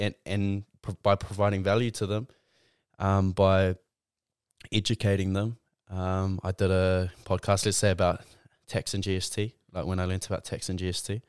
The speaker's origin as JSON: {"language": "English", "town": "Tauranga", "region": "Bay of Plenty", "country": "New Zealand", "tie": "born or raised there", "also_born_or_lived": "Auckland", "said": "I grew up in Mount Maunganui, Tauranga. I grew up here"}